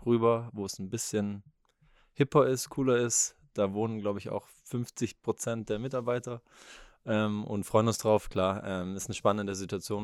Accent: Leonberg, Baden-Württemberg, Germany; ich bin ein Stuttgarter Junge, ich bin eigentlich in, in Leonberg, was jetzt ein Vorort ist, eine Viertelstunde, 20 Minuten weg von hier, bin ich aufgewachsen

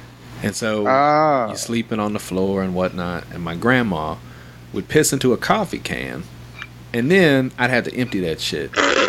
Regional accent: the South, United States; I'm from the South, not son.

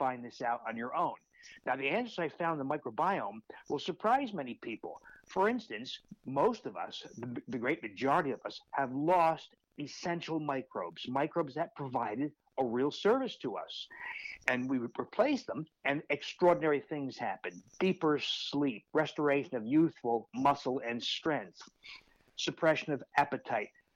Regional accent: New Jersey, United States; moved away as an adult; now in Milwaukee, United States; I grew up in New Jersey, actually not too far from where you are. I now live in Milwaukee, Wisconsin.

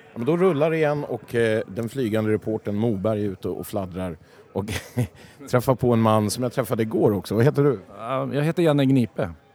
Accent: Stockholm, Stockholm County, Sweden; jag kommer ifrån Vällingby.

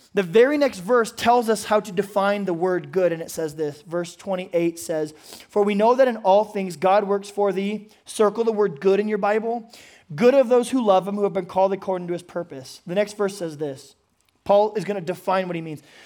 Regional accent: United States; as an American man

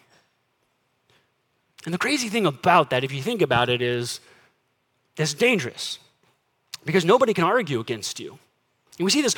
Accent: United States; as American Christians

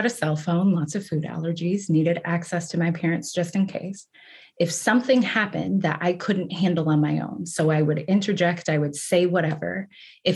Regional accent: Kansas City, Missouri, United States; moved away as an adult; also born or lived in Boston / Las Vegas; I grew up in the Midwest, right? I'm from Kansas City

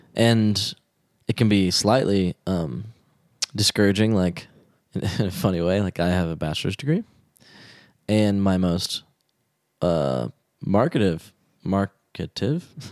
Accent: Texas, United States; moved away; I was raised in Texas

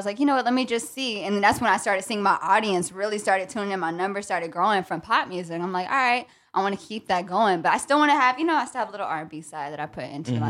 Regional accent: Virginia, United States; moved away as an adult; now in New York, United States; I'm from Virginia. So shout out to VA, everybody watching right now. I moved to New York like 3 years ago.

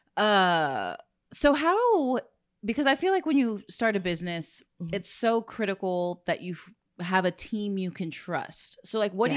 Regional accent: Corpus Christi, Texas, United States; being a born and raised in Corpus

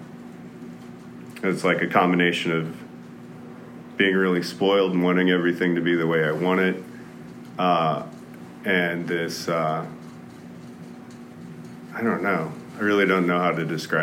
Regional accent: Martindale, Texas, United States; born or raised there; also born or lived in Denton, Texas

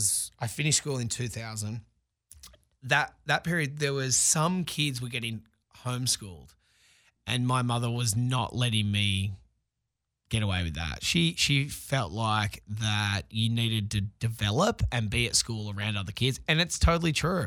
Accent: Sydney, New South Wales, Australia; now in Los Angeles, United States; because I came directly from Sydney and landed myself here in...

